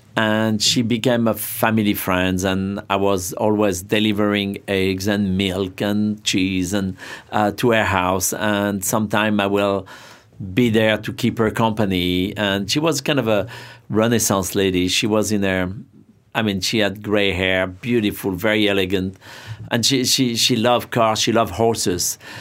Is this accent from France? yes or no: yes; Saint-Pierre-de-Chandieu, Auvergne-Rhône-Alpes, France; English is a second language; now in New York, United States; Back in France, I grew up near Lyon.